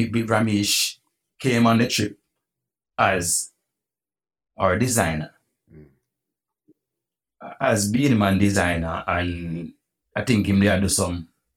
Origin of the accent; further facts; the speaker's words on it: New York, United States; born there; I was born in New York. That's why I live in New York now.